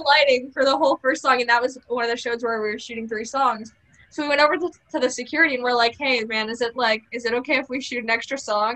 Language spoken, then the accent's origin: English; Connecticut, United States; I'm from Connecticut